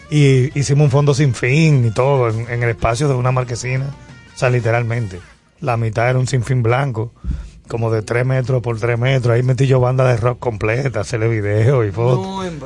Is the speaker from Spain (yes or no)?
no; Dominican Republic; Nosotros, somos dominicanos. Pero eh, de origen. Mi abuelo libanés